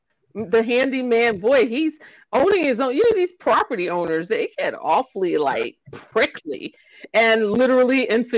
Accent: New York City, New York, United States; I'm from the Bronx.

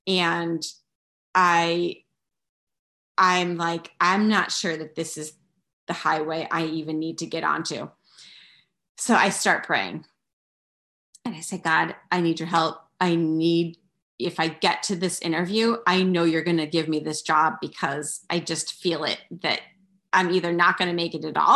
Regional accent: Philadelphia, Pennsylvania, United States; moved away as an adult; now in Pennsylvania, United States; I grew up outside Philly

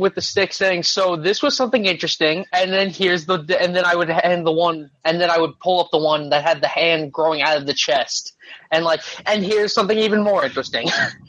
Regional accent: Illinois, United States; I'm from Illinois.

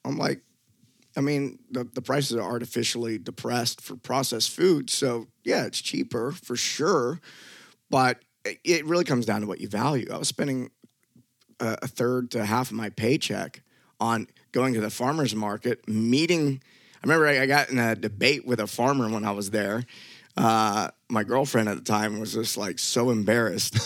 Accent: Memphis, Tennessee, United States; moved away; I grew up in Memphis, Tennessee, and it was a little hood

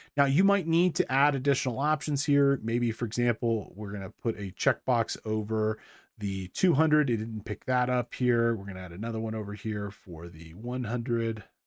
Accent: Big Bear Lake, California, United States; the Big Bear, um, which is my hometown here.

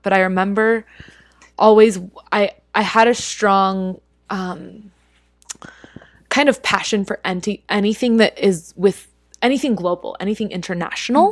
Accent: Utah, United States; moved away as an adult; also born or lived in Philippines; now in New York City, United States; growing up in Utah, it's pretty homogenous here.

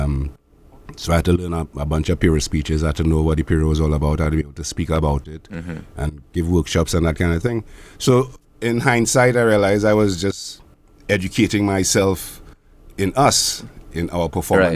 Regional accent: Belmont, Port of Spain, Trinidad & Tobago; I was born in Belmont

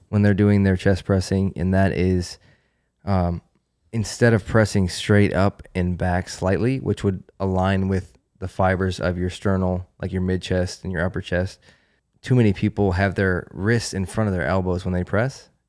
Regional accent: Western New York, United States; moved away; I grew up in Western New York. I grew up in a snow belt.

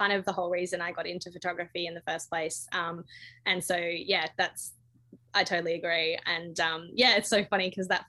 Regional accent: Western Australia, Australia; Western Australia is my home state, and I've just got a really special connection with the down south. I actually live and work in the southwest now

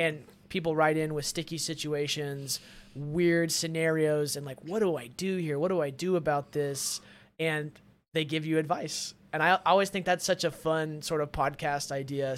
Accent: Arkansas, United States; moved away as an adult; also born or lived in Austin; now in Los Angeles, United States; my life growing up in Arkansas

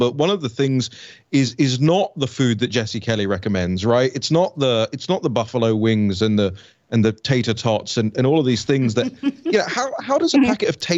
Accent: United Kingdom; moved away as an adult; now in United States; I used to rail at regulatory standards in Britain until I came to the US

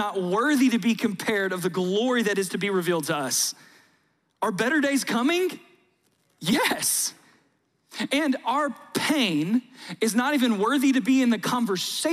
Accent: South Georgia, United States; I grew up in South Georgia

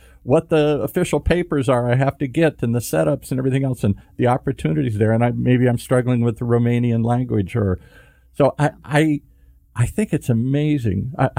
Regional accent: Midwest, United States; I'm from the Midwest.

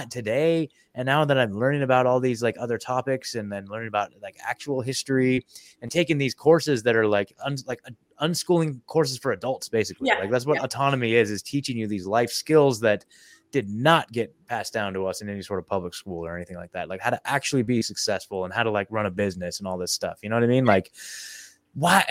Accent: Oregon, United States; moved away as an adult; now in Tennessee, United States; I was born and raised in Oregon

